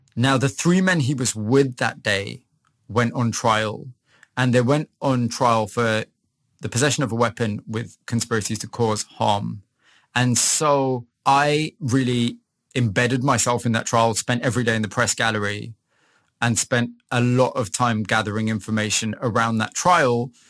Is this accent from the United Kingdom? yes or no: yes; Huddersfield, Yorkshire and the Humber, United Kingdom; moved away as an adult; also born or lived in Leeds / Manchester; I was born in Huddersfield. I'd say very kind of average working class family. I'm the son of immigrants. So my parents came from Pakistan in uh, in the late 60s